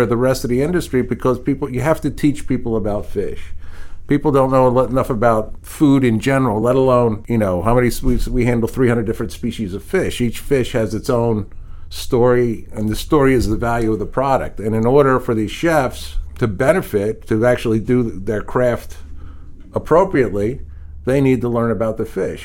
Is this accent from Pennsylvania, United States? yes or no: yes; Philadelphia, Pennsylvania, United States; I'm from Philadelphia